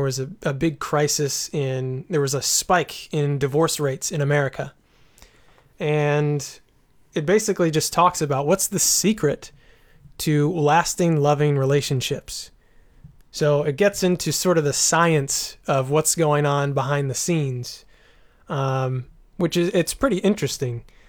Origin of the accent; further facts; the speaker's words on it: United States; as an American